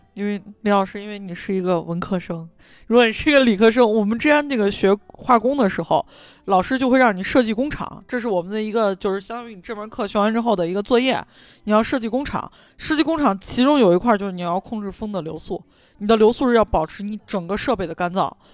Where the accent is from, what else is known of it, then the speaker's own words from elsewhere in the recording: Xi'an, Shaanxi, China; 咱们西安人很喜欢把下雪这个词儿挂在嘴边